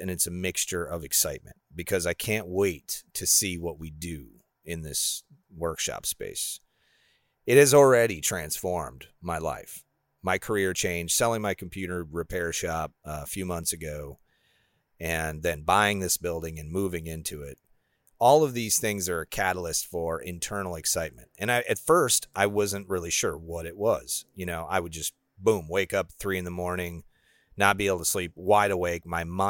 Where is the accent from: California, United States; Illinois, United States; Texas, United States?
Illinois, United States; I grew up in Illinois where it was really flat.